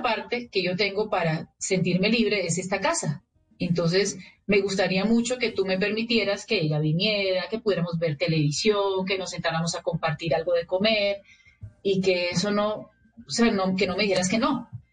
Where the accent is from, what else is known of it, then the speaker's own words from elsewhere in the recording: Barranquilla, Atlántico, Colombia; yo de mi tierra no voy a hablar mal jamás, pero los barranquilleros nos damos esos permisos